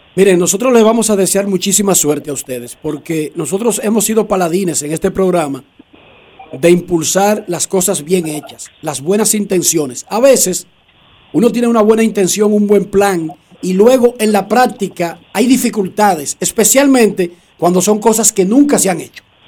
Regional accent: Dominican Republic

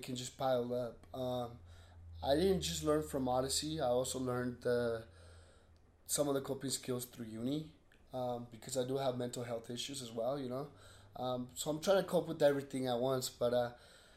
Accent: 33rd South and 9th East, Utah, United States; also born or lived in Sandy, Utah; 33rd South and 9th East. There's a little school right there.

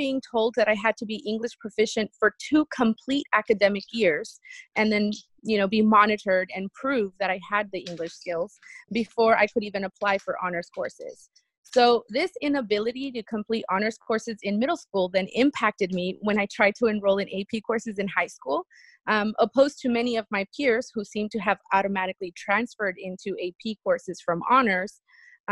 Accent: California, United States; first language Spanish; English is a second language; also born or lived in Jalisco, Mexico; I was born in Jalisco, Mexico. My family came to California when I was about 7 years old

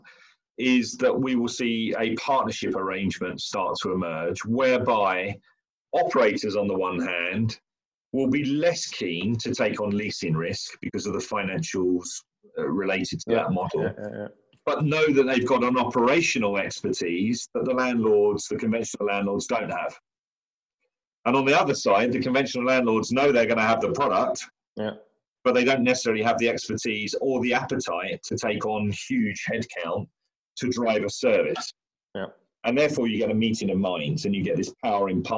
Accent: London, United Kingdom; I'm an Englishman. I'm in London, and I'm a Londoner.

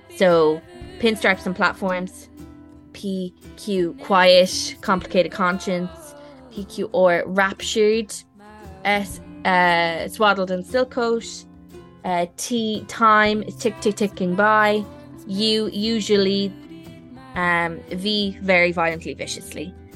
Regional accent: Ireland; I'm an Irish person

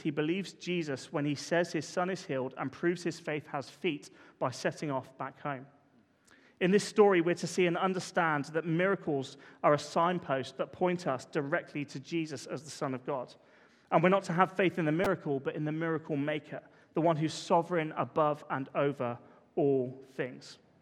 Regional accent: Poole, South West England, United Kingdom; we grew up in Parkstone

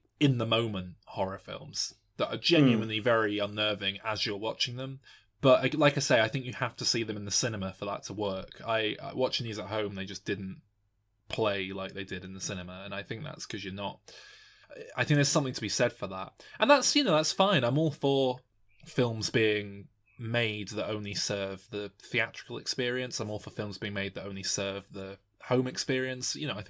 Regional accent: United Kingdom; as a British person.

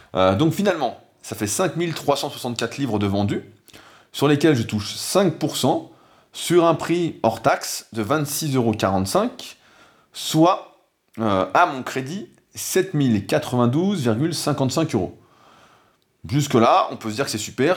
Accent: France; en tant que bon français

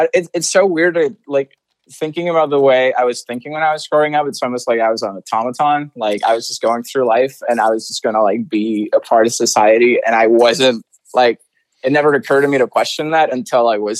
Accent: Santiago, Santiago Metropolitan Region, Chile; first language Spanish; English is a second language; moved away as an adult; also born or lived in Orlando; now in United States; I was born and raised in Santiago, Chile.

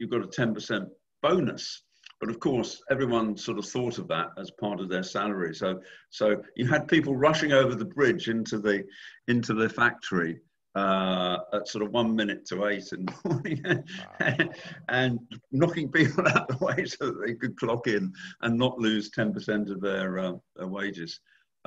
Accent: United Kingdom; moved away as an adult; also born or lived in Philadelphia, United States; I was living in the UK. I'm British originally, and I'm still British actually.

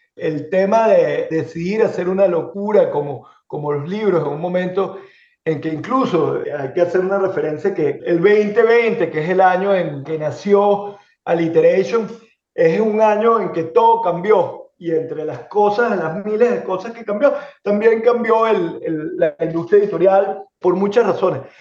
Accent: Venezuela; moved away as an adult; now in Miami, United States; en el caso de Venezuela, que es donde yo nací, donde me formé y donde comencé a trabajar

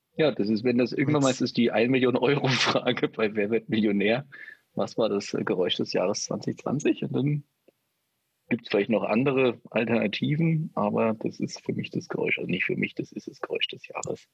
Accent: former East Germany, Germany; moved away; ich bin ja in der ehemaligen DDR aufgewachsen

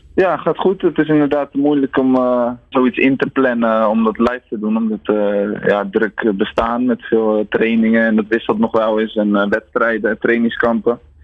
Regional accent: Ouderkerk aan den IJssel, South Holland, Netherlands; Ik kom, ik kom uit Oudekerk aan de IJssel, dat is een heel klein dorpje

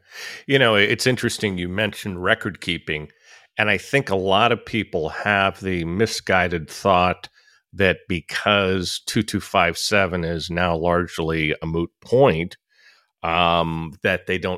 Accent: San Francisco, California, United States; I didn't even know you lived in the city. It's my hometown.

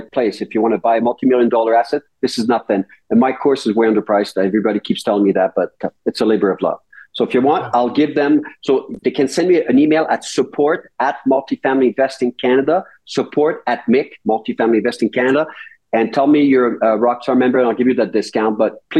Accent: Rouyn-Noranda, Quebec, Canada; I come from Rouyn-Noranda

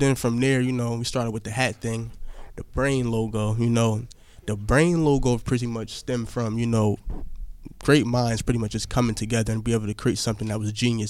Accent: Piscataway, New Jersey, United States; I was born in Piscataway, New Jersey.

